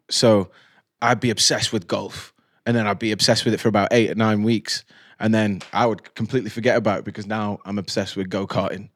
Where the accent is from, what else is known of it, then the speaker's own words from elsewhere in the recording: Stoke-on-Trent, West Midlands, United Kingdom; I'm a bloke from Stoke